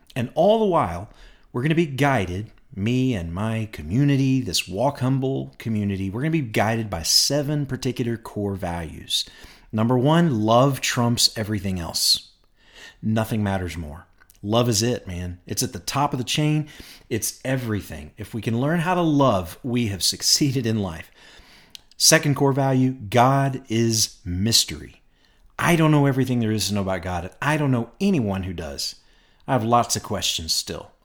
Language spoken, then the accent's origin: English; Bowling Green, Kentucky, United States; moved away as an adult; now in Rogers, Arkansas, United States; I grew up in Bowling Green, Kentucky